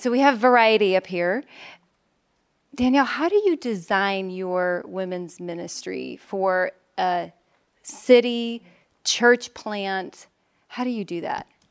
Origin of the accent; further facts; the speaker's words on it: Chicago, Illinois, United States; now in Philadelphia, United States; I am from Chicago, Illinois originally, but I now live in Philadelphia, Pennsylvania